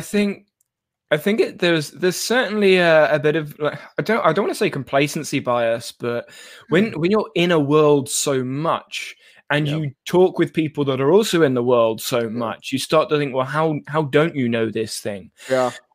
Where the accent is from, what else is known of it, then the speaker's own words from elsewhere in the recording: United Kingdom; as a British person